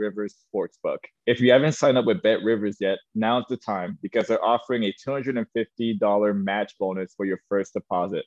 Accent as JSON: {"language": "English", "country": "Canada", "also_born_or_lived": "Omaha", "moved": "as an adult", "said": "I came from Canada"}